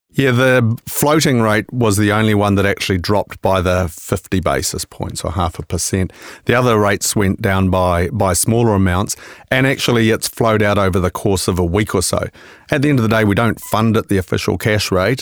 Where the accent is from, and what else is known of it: New Zealand